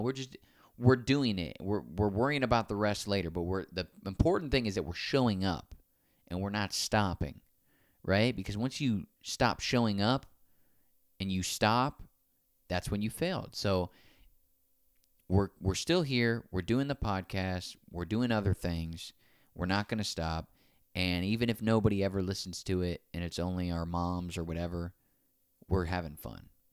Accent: Naples, Florida, United States; my hometown

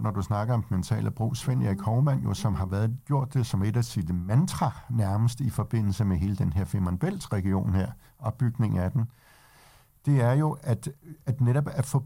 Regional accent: Denmark; Det kan vi selvfølgelig også godt gøre, selvom vi er danskere

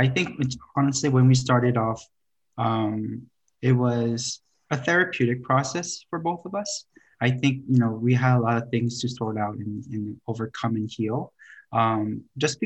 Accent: New York City, New York, United States; growing up in Flushing and having, you know, that Korean-American immigrant experience

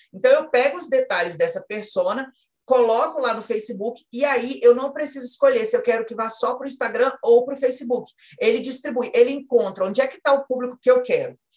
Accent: Espírito Santo, Brazil; eu sou do Espírito Santo.

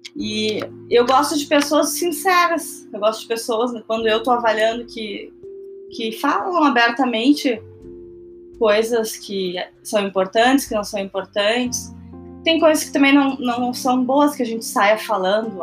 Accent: Porto Alegre, Rio Grande do Sul, Brazil; sou de Porto Alegre

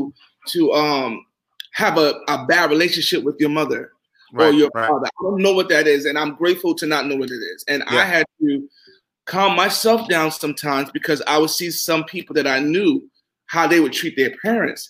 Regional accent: New York, United States; also born or lived in Charleston, South Carolina; I grew up in New York personally, then we moved to Charleston, South Carolina, then I went back to New York

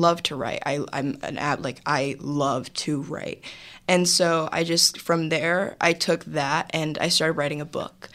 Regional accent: Los Angeles, California, United States; I was raised in Los Angeles, California. I'm definitely an LA native.

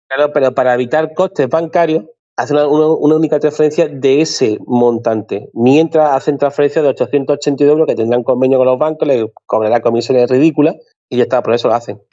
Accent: Spain; cómo somos los españoles

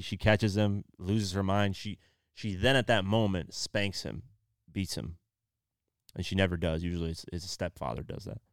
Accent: Iowa, United States; moved away; I came from Iowa

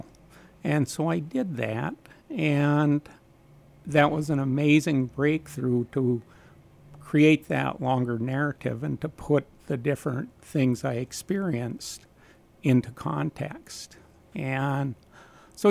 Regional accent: Nebish, Minnesota, United States; I grew up in Nebish, Minnesota on a little farm

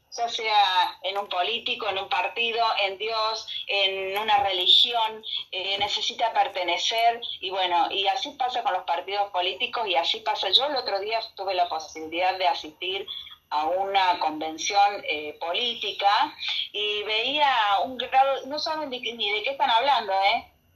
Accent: Argentina; somos argentinos

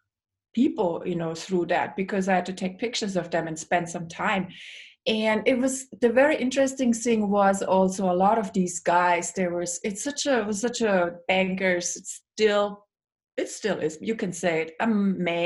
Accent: Germany; moved away as an adult; also born or lived in Singapore / Africa; now in United States; growing up in Germany with all the rules, you're not supposed to do those things

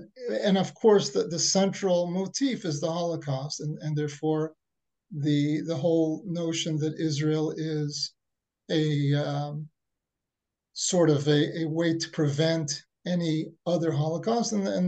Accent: Tunisia; Yeah, I'm also from Tunisia.

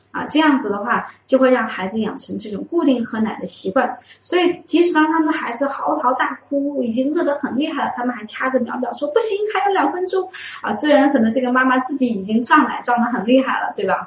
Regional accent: Wuhan, Hubei, China; 我们武汉的方言

